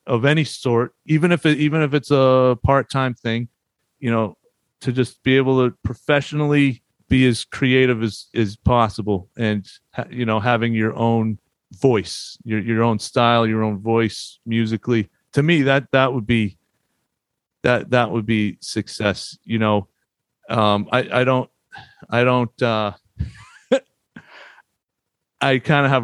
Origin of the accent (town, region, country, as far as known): Boston area, Massachusetts, United States; moved away as an adult; also born or lived in Hartford, Connecticut / New York